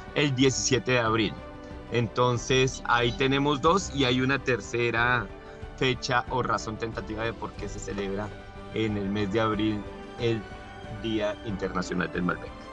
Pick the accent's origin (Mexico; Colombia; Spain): Colombia; como colombiano y que me encantan los sabores de Colombia